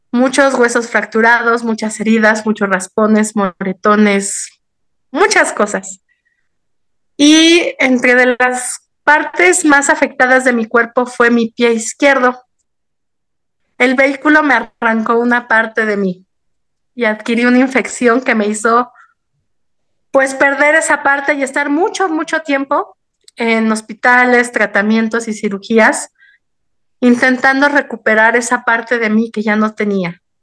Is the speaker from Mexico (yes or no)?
yes; Mexico City, Mexico; Yo nací y crecí en el Distrito Federal, ahora Ciudad de México